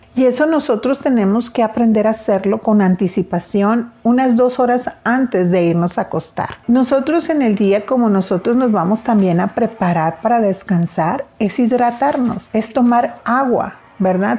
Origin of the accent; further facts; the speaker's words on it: Sinaloa, Mexico; los sinaloenses comemos también muchísimo